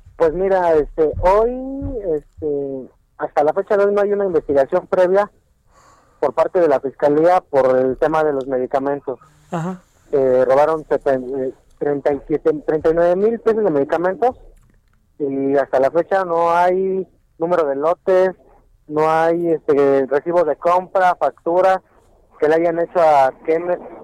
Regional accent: Mexico; nosotros tenemos como mexicanos

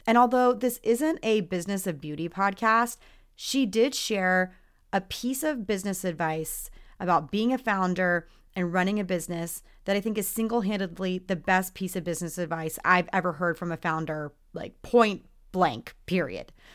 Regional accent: Texas, United States; I grew up in Texas, so it was very much, like, the Southern girl thing

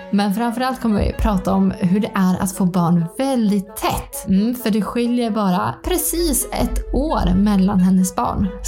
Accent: Ånge, Västernorrland County, Sweden; now in near Östersund, Sweden; Jag är ju klicktöttare så jag är ju från Ånge egentligen.

